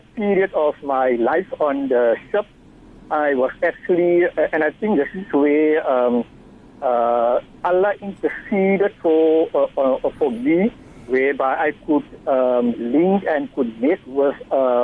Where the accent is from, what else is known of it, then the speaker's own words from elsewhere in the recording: Simon's Town, Western Cape, South Africa; I grew up in Simonstown